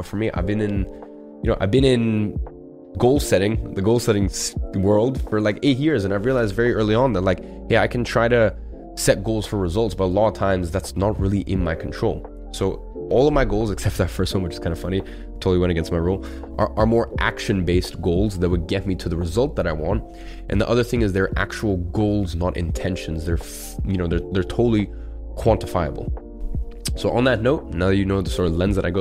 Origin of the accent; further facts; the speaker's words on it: London, United Kingdom; we grew up in London